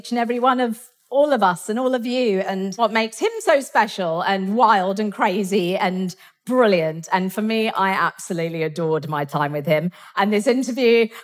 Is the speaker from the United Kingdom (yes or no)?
yes; England, United Kingdom; I'm so English and so British